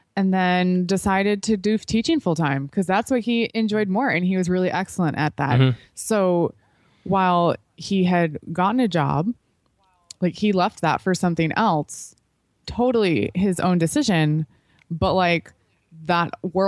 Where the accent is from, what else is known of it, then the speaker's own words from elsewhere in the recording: Chicago, Illinois, United States; I grew up in Chicago area